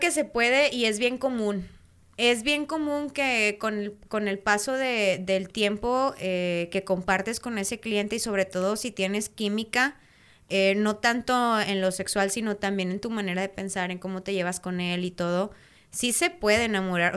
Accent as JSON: {"language": "Spanish", "country": "Mexico", "said": "los mexicanos, ahora sí que se va a escuchar bien medio vulgar son, pero son bien chileros"}